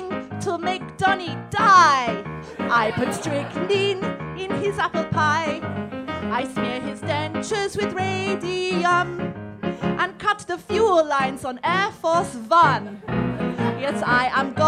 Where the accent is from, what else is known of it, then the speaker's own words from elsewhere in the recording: London, United Kingdom; I'm from London